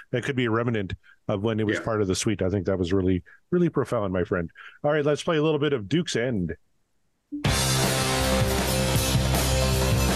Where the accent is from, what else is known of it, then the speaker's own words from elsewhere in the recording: Saskatchewan, Canada; I'm a redneck from Saskatchewan